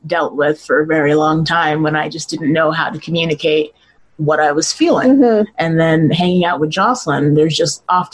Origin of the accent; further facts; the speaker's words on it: Mesa, Arizona, United States; also born or lived in Los Angeles, California; I mostly grew up here. I was born in Los Angeles, and I lived there till I was about 5 or 6 years old. And then my family moved to Mesa